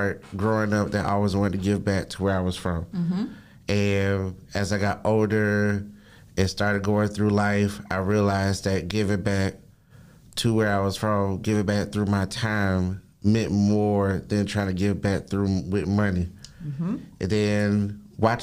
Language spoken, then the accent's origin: English; Riviera Beach, Florida, United States; I was born and raised in Riviera Beach, Florida